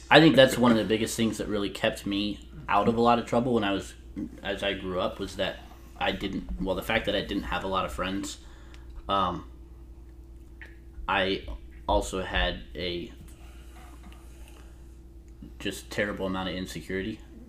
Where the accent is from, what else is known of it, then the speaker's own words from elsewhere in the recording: Michigan, United States; moved away as an adult; Michigan. Lived, yeah. Was born and lived the same place till I was 22.